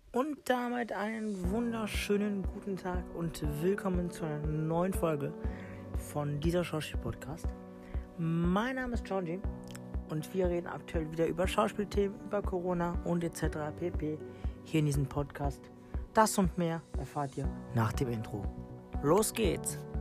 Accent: North Macedonia; now in Germany; ich komme aus Mazedonien, nur aus dem Balkan.

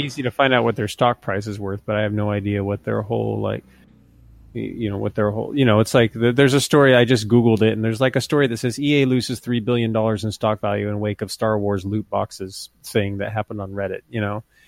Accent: United States; also born or lived in Montana / Idaho; now in California, United States; I'm, I'm not from the Midwest, but I'm from the, the near Midwest in Idaho and Montana

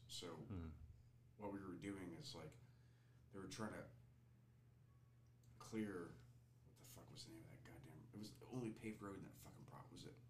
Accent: Atlanta, Georgia, United States; I grew up in East Atlanta.

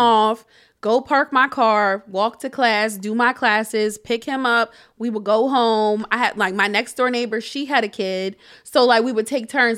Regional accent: Harrisburg, Pennsylvania, United States; also born or lived in Shippensburg; moving back to Harrisburg, to my hometown

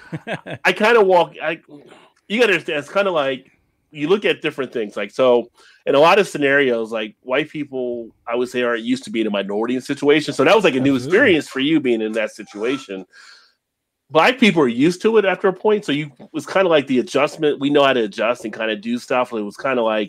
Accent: New Jersey, United States; also born or lived in Northern Kentucky/Cincinnati area; now in Independence, Kentucky, United States; I grew up in New Jersey

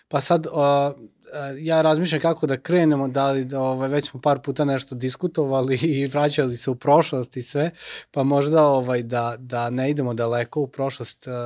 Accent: Futog, Vojvodina, Serbia

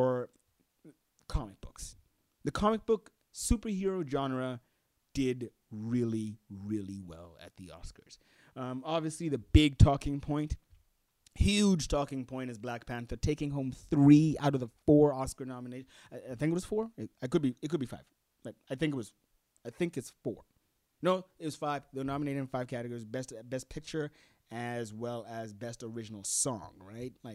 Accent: Gaborone, South-East District, Botswana; I am from Botswana. That I was born here in Gaborone, and I currently live here in Gaborone, Botswana.

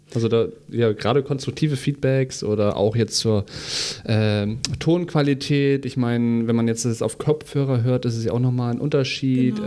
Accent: Hamburg, Germany; Ich bin hier groß geworden

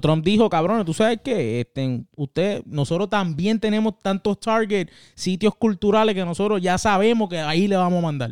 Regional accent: Puerto Rico; moved away as an adult; now in United States; yo, como boricua que soy, que ya hace ya más de 10 años que vivo por acá

